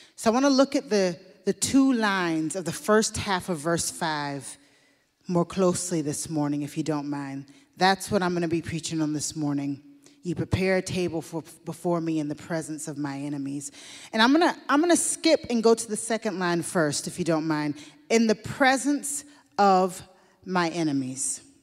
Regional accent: Deep South, United States; I grew up in the Deep South in the U S in a black family led by women

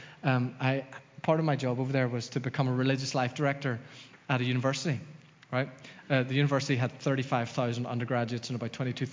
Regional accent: Dromore, Northern Ireland, United Kingdom; moved away as an adult; also born or lived in Los Angeles; growing up in Dromore, God and Jesus were kind of synonymous

